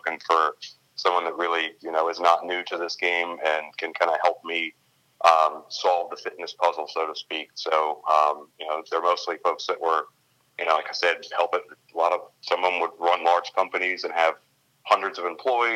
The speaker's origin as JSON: {"language": "English", "town": "Richmond", "region": "Virginia", "country": "United States", "moved": "as an adult", "lives_now": "Baltimore, United States", "said": "I am from Richmond, Virginia."}